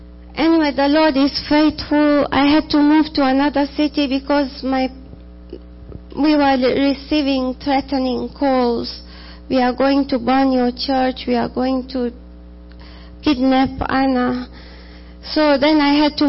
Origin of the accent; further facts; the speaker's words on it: Tanzania; moved away as an adult; now in United States; I'm from Tanzania